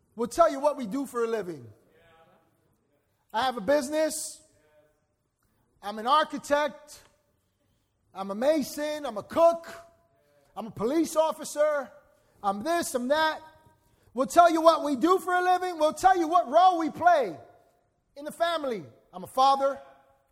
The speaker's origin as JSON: {"language": "English", "town": "New York City", "region": "New York", "country": "United States", "tie": "born or raised there", "moved": "as an adult", "said": "I grew up in Upper Manhattan"}